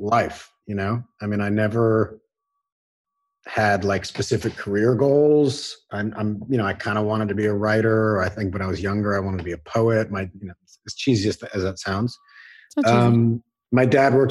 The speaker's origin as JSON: {"language": "English", "town": "Los Angeles", "region": "California", "country": "United States", "tie": "born or raised there", "also_born_or_lived": "New York", "said": "I was born in New York. My whole family are New Yorkers, but I grew up in Los Angeles"}